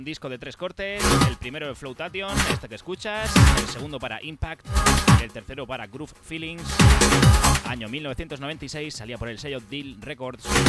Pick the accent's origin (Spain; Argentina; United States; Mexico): Spain; Region of Murcia; accent: murciano; mi acento murciano